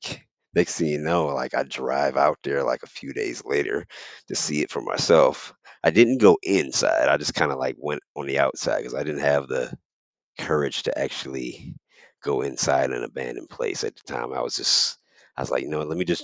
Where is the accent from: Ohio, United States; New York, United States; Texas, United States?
Ohio, United States; Youngstown; also born or lived in Akron, Ohio; I'm from Youngstown, Ohio. I'm from Ohio, right? I was born in Youngstown, Ohio